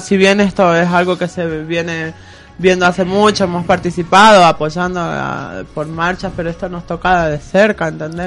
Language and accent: Spanish; San Juan, Argentina; now in Córdoba, Argentina; soy oriunda de San Juan